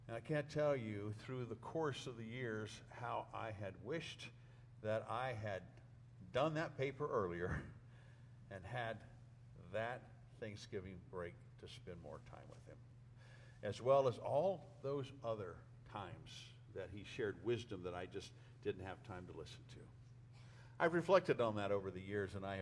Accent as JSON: {"language": "English", "region": "northern New Mexico", "country": "United States", "moved": "as an adult", "said": "I came home from Southwestern Seminary all the way to Lindroth, New Mexico, up in northern New Mexico"}